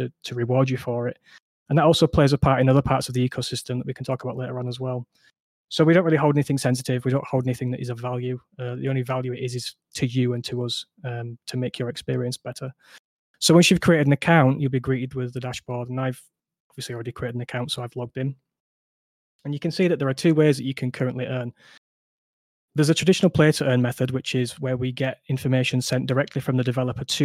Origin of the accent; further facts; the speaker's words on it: Yorkshire and the Humber, United Kingdom; I'm from Yorkshire. might come through on the accent